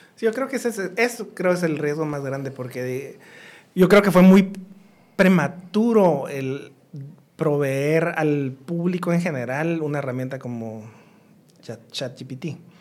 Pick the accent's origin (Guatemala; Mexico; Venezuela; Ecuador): Guatemala; moved away; also born or lived in United States; no crecí en Guatemala, o sea, crecí parte de mi, de infancia, sí, después me fui a estudiar fuera